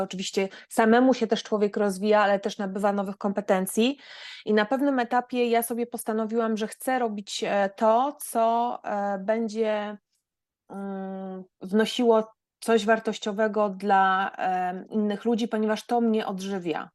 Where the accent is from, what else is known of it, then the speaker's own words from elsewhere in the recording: Gdańsk, Pomeranian Voivodeship, Poland; moved away as an adult; now in Germany; pochodzę z Gdańska. Wyemigrowałam do Niemiec 18 lat temu